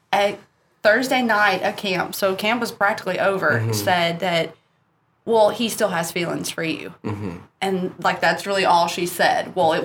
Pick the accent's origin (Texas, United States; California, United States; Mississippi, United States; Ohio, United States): Mississippi, United States; Fulton; moved away; I'm from Fulton, Mississippi.